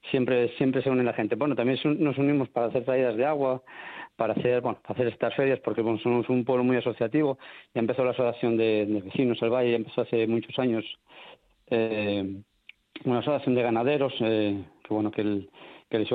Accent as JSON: {"language": "Spanish", "town": "Candanal", "region": "Asturias", "country": "Spain", "said": "No, somos de Candanal."}